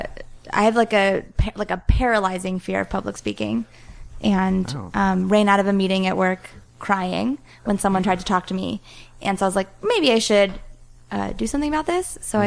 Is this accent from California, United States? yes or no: yes; Los Angeles, California, United States; Los Angeles. Ooh. California.